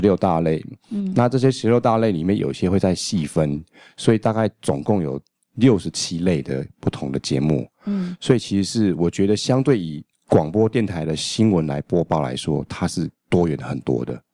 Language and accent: Chinese; Taiwan; 我们是台湾人嘛